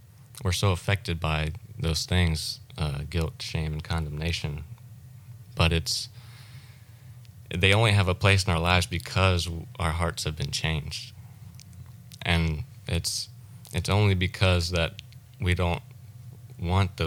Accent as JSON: {"language": "English", "region": "South Mississippi", "country": "United States", "tie": "born or raised there", "moved": "as an adult", "lives_now": "Florida, United States", "said": "I grew up in Mississippi, South Mississippi."}